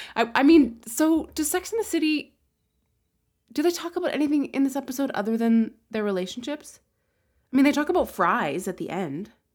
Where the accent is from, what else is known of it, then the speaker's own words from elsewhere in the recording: Regina, Saskatchewan, Canada; I grew up in Regina